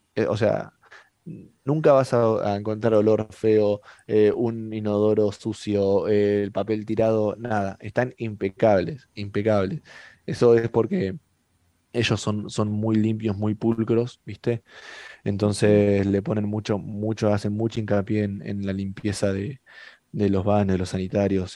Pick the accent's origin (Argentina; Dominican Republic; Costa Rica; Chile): Argentina; Mar del Plata, Buenos Aires Province; moved away as an adult; now in Qatar; somos, o sea, somos argentinos